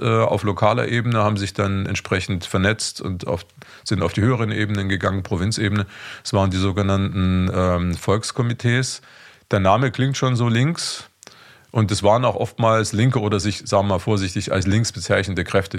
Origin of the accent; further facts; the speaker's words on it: Leipzig, Saxony, Germany; now in Vienna, Austria; ich stamme ursprünglich aus Leipzig, also aus der ehemaligen DDR